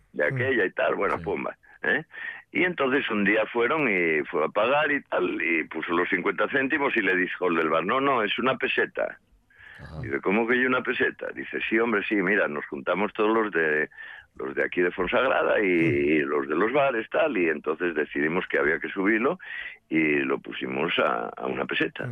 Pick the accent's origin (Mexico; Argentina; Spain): Spain; Santa Eulalia de Oscos, Asturias; mi pueblo